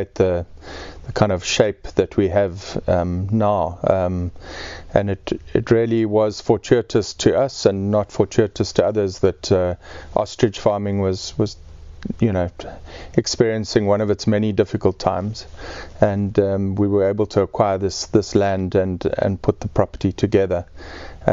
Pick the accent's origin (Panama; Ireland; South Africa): South Africa; Eastern Cape; born or raised there; moved away; also born or lived in Mpumalanga